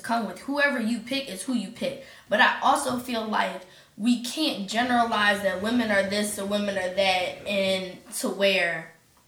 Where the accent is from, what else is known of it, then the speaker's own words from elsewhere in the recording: Maryland, United States; now in St. Louis, United States; I am from Maryland.